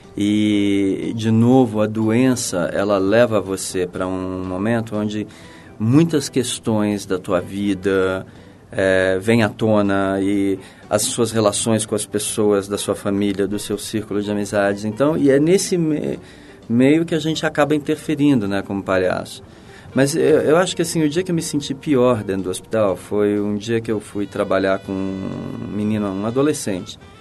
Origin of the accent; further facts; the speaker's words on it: Brazil; moved away as an adult; also born or lived in New York; Eu saí do Brasil